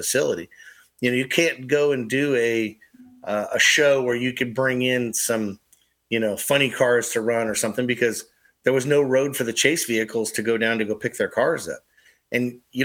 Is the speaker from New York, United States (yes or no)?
no; California, United States; also born or lived in Fremont, California; now in Onawa, Iowa, United States; I'm originally from California.